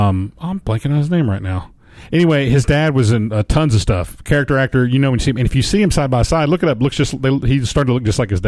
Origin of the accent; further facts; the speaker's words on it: Tennessee, United States; Look, we're from Tennessee.